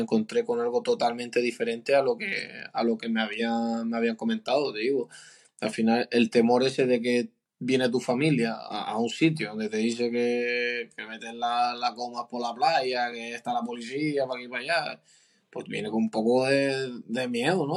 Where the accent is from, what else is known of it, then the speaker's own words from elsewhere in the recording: Canary Islands, Spain; now in Cádiz, Spain; una virtud que tengo como canario